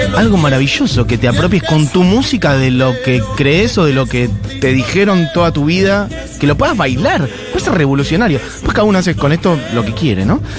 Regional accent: Argentina

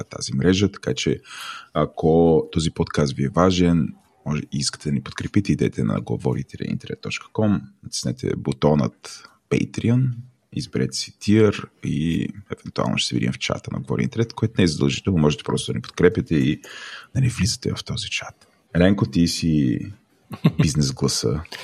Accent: Bulgaria; Защото съм истински българин.

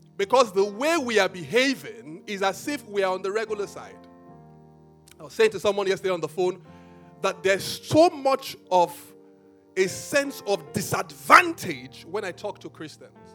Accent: Benin City, Edo, Nigeria; I grew up in Benin

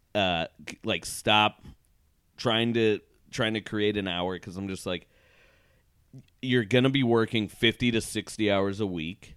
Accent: Portland, Oregon, United States; moved away; I was just in Portland for two weeks, my hometown

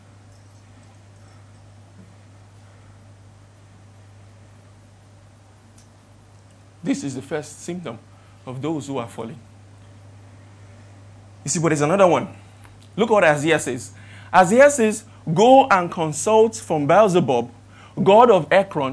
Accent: Ibadan, Oyo, Nigeria; now in Lagos, Nigeria; I am from Ibadan.

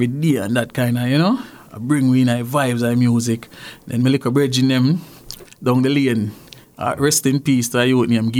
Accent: Jamaica; also born or lived in Clarendon, Jamaica; now in Canada; Well, Jamaica, grew up in St. Catherine, mm-hmm. and grew up in Clarendon

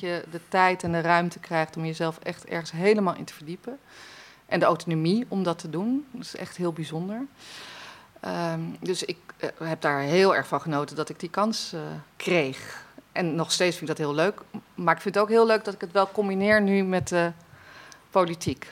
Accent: Wassenaar, South Holland, Netherlands; Ik ben opgegroeid in Wassenaar

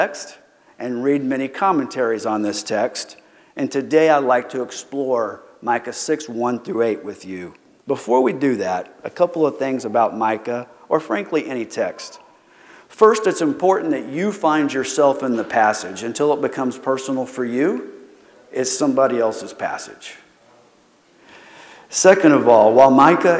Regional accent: Keene, Texas, United States; I grew up in Keene, Texas

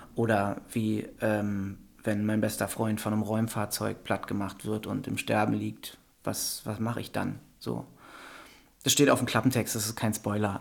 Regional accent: Wendland, Lower Saxony, Germany; moved away as an adult; also born or lived in Berlin / Hildesheim; in meiner alten Heimat

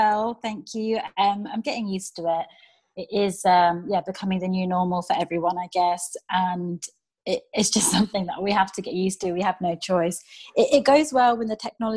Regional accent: Milton Keynes, South East England, United Kingdom; Originally, I'm from Milton Keynes

